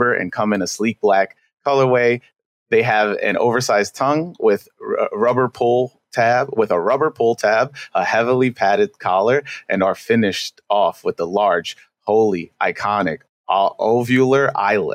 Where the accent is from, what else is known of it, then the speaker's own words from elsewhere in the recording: New York City, New York, United States; I'm from Queens, you know, basically born and raised